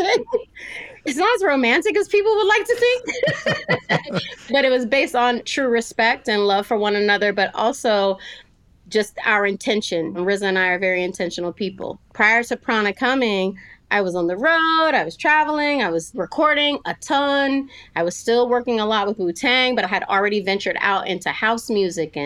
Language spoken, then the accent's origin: English; California, United States; moved away as an adult; also born or lived in Stockton, California / Sacramento, California / San Francisco, California; now in Nashville, United States; I was born in Stockton, California in 1973, and I was raised in Sacramento